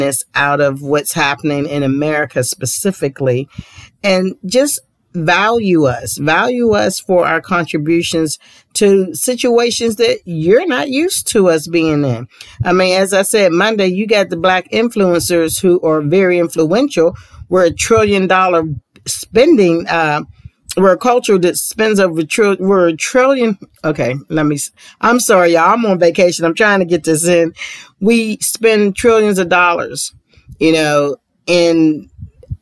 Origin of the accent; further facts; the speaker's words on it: United States; I'm African American